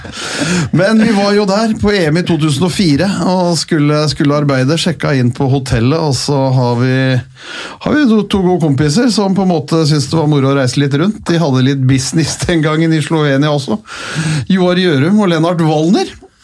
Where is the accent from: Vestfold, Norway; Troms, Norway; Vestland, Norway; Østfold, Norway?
Vestfold, Norway; Holmestrand; som vi fra Holmestrand sa